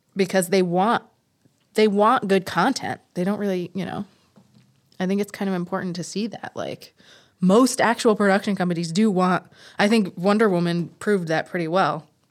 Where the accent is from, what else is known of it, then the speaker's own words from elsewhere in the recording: New York City, New York, United States; I am also from Queens